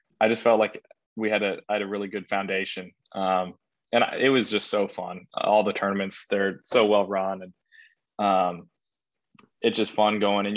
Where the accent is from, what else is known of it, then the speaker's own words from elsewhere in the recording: Leesburg, Virginia, United States; I'm from Leesburg, Virginia